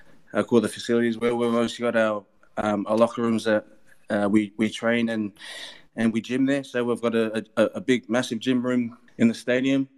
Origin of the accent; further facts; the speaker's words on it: Melbourne, Victoria, Australia; moved away as an adult; now in New Orleans, United States; Growing up in Melbourne, there was a lot of AFL, and all my cousins and friends were playing rugby league.